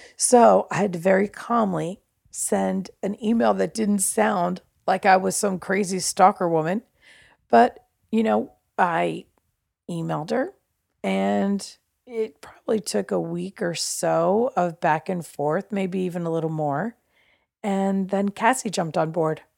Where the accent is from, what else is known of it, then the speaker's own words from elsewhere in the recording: New Jersey, United States; I'm from New Jersey